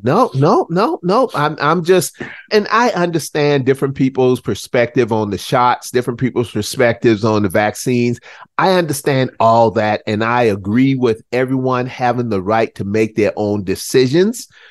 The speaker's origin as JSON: {"language": "English", "town": "Charleston", "region": "South Carolina", "country": "United States", "tie": "born or raised there", "moved": "yes", "lives_now": "North Carolina, United States"}